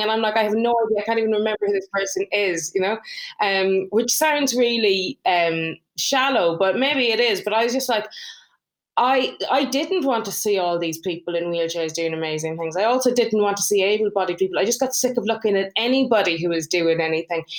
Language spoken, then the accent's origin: English; Ireland; moved away; I'm from Ireland. So if I go to see my parents, they live over there.